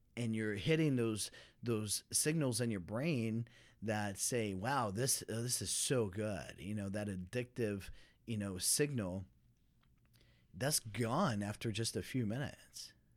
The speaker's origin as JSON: {"language": "English", "town": "Dallas", "region": "Texas", "country": "United States", "said": "I'm from Dallas, Fort Worth"}